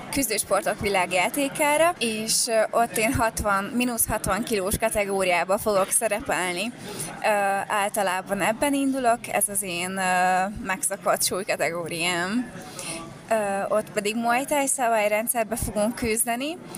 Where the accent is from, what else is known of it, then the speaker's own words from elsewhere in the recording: Hungary; én teljesen, és a családom is magyar vagyok.